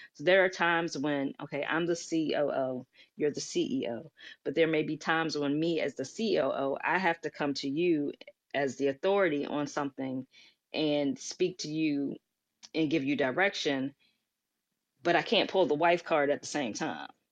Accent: Washington, District of Columbia, United States; I'm a native from Washington, D C, was born and raised in Washington, D C

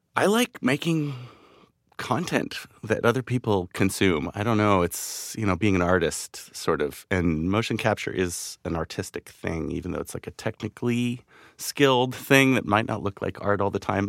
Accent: Vancouver, British Columbia, Canada; moved away as an adult; I grew up in Vancouver, Canada

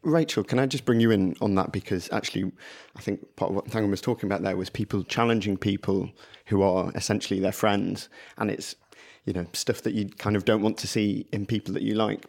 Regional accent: Blackburn, North West England, United Kingdom; I grew up in Blackburn

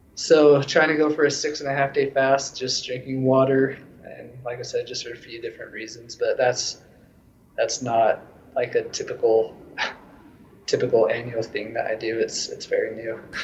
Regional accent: Logan, Utah, United States; moved away as an adult; now in Denver, United States; I was living in my hometown in Logan, Utah

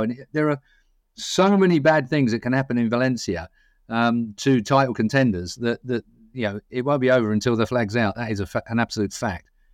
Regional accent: Essex, East of England, United Kingdom; I'm from Essex

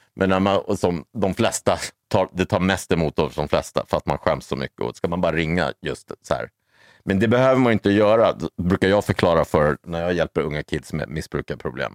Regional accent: Stockholm, Stockholm County, Sweden; någon från Odenplan där jag växte upp

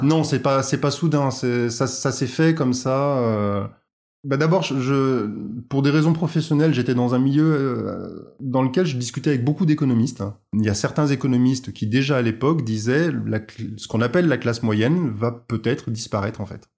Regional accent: Auvergne-Rhône-Alpes, France; moved away; also born or lived in Paris / south of France / Beaujolais / Franche-Comté; J'ai grandi à la campagne, dans un petit village de, la région Rhône-Alpes

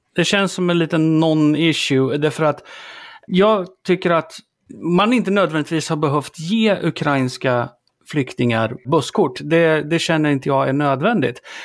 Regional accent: Sweden; vi är som svenskar

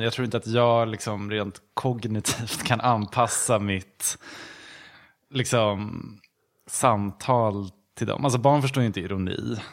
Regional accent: Gävle, Gävleborg County, Sweden; moved away as an adult; now in Stockholm, Sweden; Jag kommer från Gävle

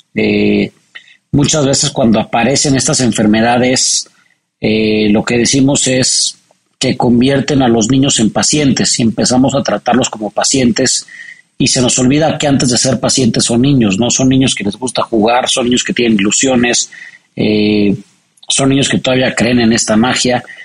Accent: Mexico City, Mexico; born or raised there

